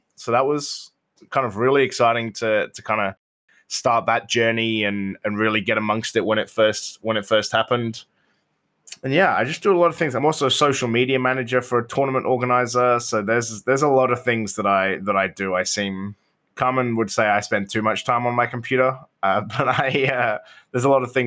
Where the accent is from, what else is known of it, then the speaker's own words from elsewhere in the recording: United Kingdom; now in Australia; Being British